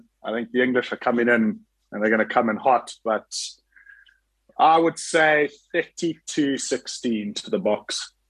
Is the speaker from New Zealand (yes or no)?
no; South Africa; growing up in South Africa and going to school at Kingswood and university in Stellenbosch